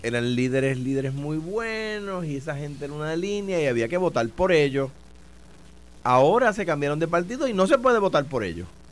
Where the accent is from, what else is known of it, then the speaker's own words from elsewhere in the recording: Coamo, Puerto Rico; yo soy de Cuamo